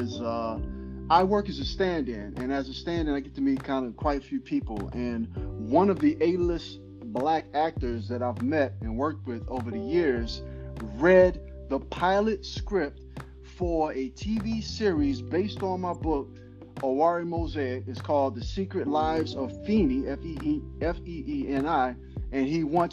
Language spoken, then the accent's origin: English; Jacksonville, Florida, United States; also born or lived in Elmhurst, New York / New York / Orlando, Florida; I grew up in Jacksonville, Florida, kind of off and on. I was there, and then I'll go back to New York, just for the summers until I graduated high school